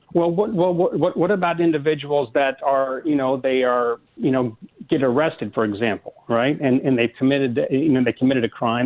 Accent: Midwest, United States; moved away; being a kid growing up in the Midwest around them, but my, my father was a retired cop after 25 years in Kansas City

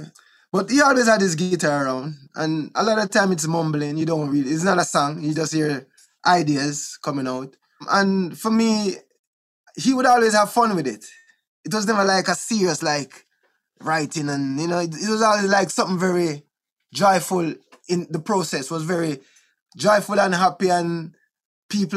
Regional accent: Kingston, Jamaica; also born or lived in Wilmington, Delaware / Bull Bay; Trenchtown, where I was born in Trenchtown. We grew up in a Trenchtown a little bit.

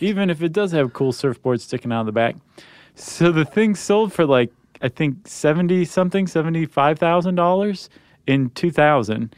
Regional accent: Toledo, Ohio, United States; moved away; my hometown of Toledo, Ohio

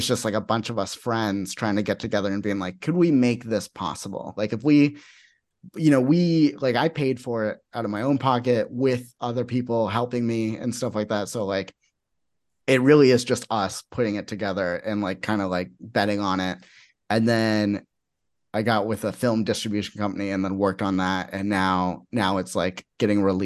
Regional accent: Phoenix, Arizona, United States; I'm from Phoenix.

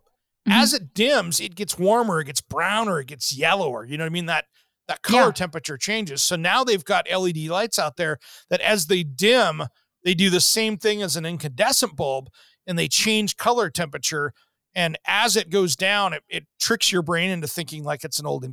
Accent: Seattle, Washington, United States; growing up in the Seattle area

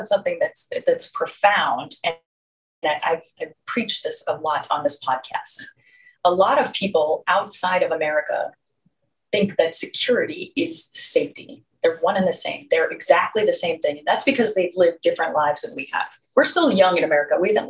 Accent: Chicago, Illinois, United States; Okay, I'm from Chicago, and Yahtzee is like an every night thing.

